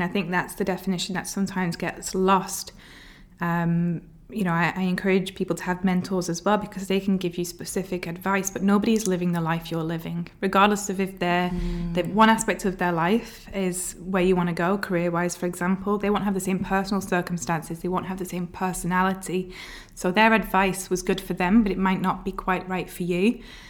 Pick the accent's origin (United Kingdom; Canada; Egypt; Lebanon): United Kingdom; Bolton, North West England; moved away as an adult; now in Abu Dhabi, United Arab Emirates; Okay, so I am from Bolton, which is just north of Manchester in England. I've had the accent sort of diluted, I guess, along the way.